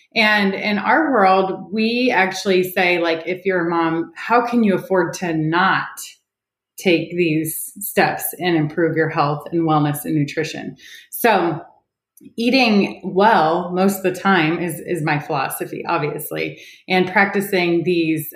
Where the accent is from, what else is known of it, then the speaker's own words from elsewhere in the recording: Ohio, United States; moved away as an adult; also born or lived in Oklahoma; now in Orange County, California, United States; I live in Orange County, California, but I grew up in Ohio, one of eight kids